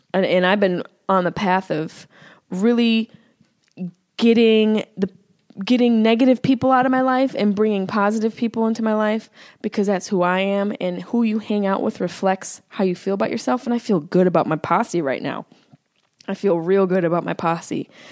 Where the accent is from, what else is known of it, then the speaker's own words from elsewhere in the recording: Syracuse, New York, United States; accent: Syracuse; there's my Syracuse accent